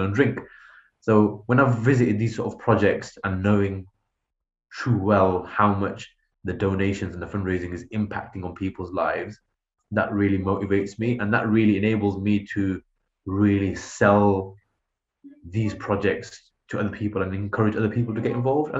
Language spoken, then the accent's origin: English; United Kingdom; as a British Muslim